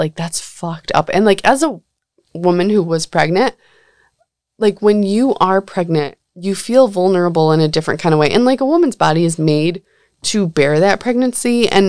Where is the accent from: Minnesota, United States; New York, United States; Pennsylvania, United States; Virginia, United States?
New York, United States; Coney Island; I'm from Coney Island.